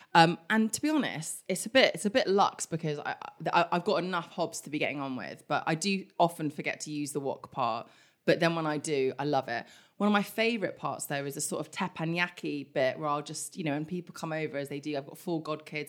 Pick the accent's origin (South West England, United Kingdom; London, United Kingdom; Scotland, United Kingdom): London, United Kingdom; Kingston upon Thames; also born or lived in Germany / Philippines (mother's origin); now in London, United Kingdom; We grew up in Kingston.